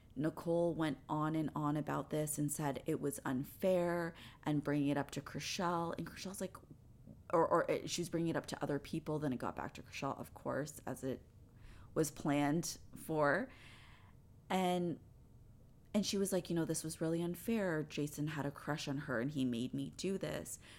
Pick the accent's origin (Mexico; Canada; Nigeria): Canada; I'm Canadian